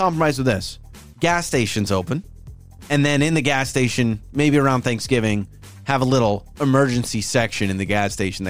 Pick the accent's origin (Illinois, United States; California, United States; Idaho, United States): Idaho, United States; accent: Idahoan; I have an accent. I have an Idahoan accent.